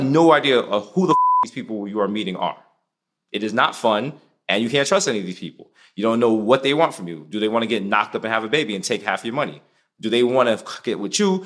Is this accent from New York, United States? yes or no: yes; New York City, New York, United States; We're like from the Bronx